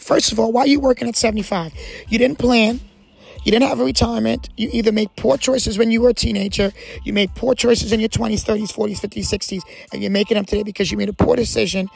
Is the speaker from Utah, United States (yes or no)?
no; New Jersey, United States; now in Jacksonville, United States; I talk to you from a person that's an immigrant. I talk to you from a person that was raised, that was brought up in New Jersey on the East Coast